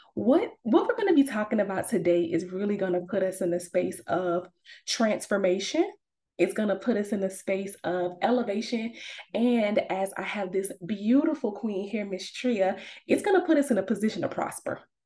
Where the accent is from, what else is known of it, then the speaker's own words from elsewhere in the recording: Savannah, Georgia, United States; moved away as an adult; also born or lived in Atlanta, Georgia; I'm originally from Savannah, Georgia, but I moved to Atlanta for college and I lived there for like 10 years.